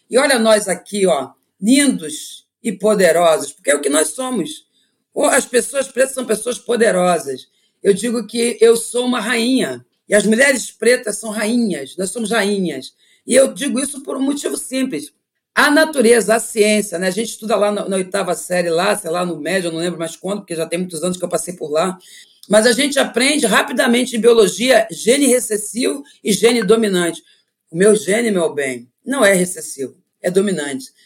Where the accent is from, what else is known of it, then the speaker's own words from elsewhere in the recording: Brazil; born there; Eu sou uma, uma africana que nasci no Brasil e que estou colocada na advocacia e o meu orixá é Xangô.